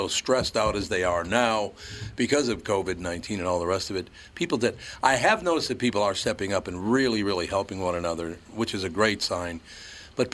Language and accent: English; Minneapolis, Minnesota, United States; Look, I grew up in North Minneapolis, and I watched what they were doing out there in the suburbs